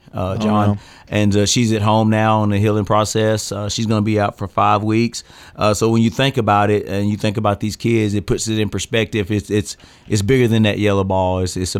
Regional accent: Murfreesboro, Tennessee, United States; Born and raised in Murfreesboro, and great community.

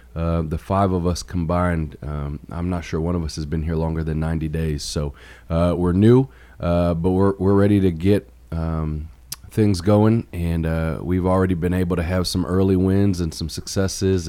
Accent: Chicago, Illinois, United States; moved away as an adult; also born or lived in New York / Hollywood, Florida / Louisiana; now in Murfreesboro, United States; So I was born in New York, but I really grew up in Chicago.

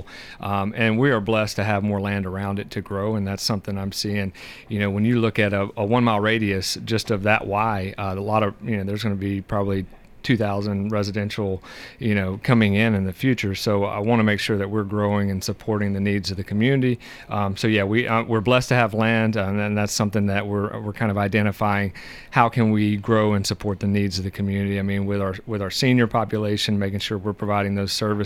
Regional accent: Hartselle, Alabama, United States; moved away as an adult; also born or lived in San Diego, California; now in Smyrna, United States; I'm originally from Hartsville, Alabama, just about 2 hours south

